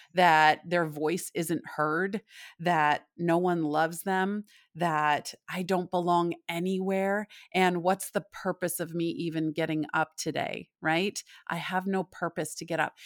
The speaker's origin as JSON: {"language": "English", "region": "Michigan", "country": "United States", "also_born_or_lived": "Indianapolis, Indiana / Chicago, Illinois", "moved": "yes", "lives_now": "Southport, United States", "said": "I'm from Michigan."}